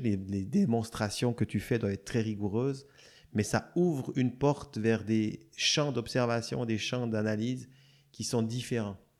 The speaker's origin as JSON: {"language": "French", "country": "Switzerland", "tie": "born or raised there", "moved": "yes", "said": "je viens de Suisse"}